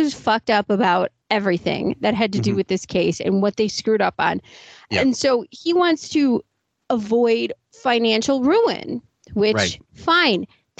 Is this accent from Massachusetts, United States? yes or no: yes; Boston, Massachusetts, United States; Because I'm from Boston.